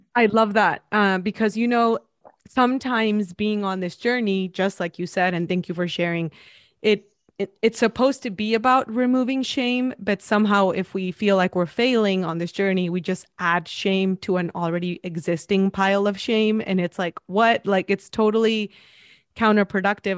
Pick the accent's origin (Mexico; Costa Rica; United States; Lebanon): Mexico; moved away; I'm from Mexico